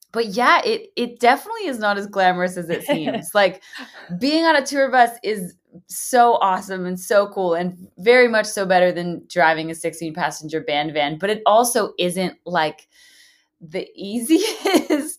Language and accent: English; Canada; moved away as an adult; now in Nashville, United States; the past 11 years of living in Nashville and, and, building my business down here and, and, you know, being a Canadian, getting a visa, getting a green card